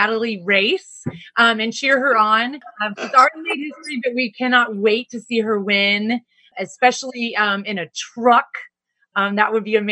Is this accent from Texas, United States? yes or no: yes; Texas, United States; we're from Texas